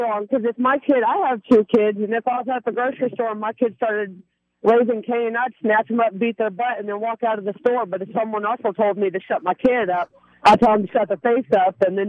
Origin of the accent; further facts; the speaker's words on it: East Texas, United States; Well, I'm not from San Antonio. We're from East Texas